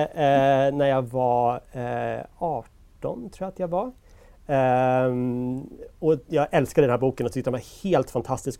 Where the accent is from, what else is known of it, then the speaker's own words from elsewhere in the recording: Sweden; vi svenskar